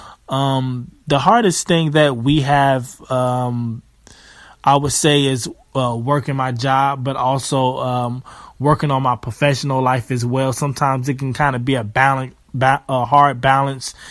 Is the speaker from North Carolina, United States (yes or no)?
yes; Charlotte, North Carolina, United States; I'm from Charlotte, North Carolina